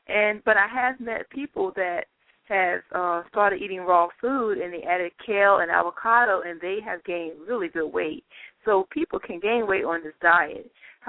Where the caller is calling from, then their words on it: Philadelphia, Pennsylvania, United States; I'm from the Philadelphia area, and I'm calling because I would like to gain weight.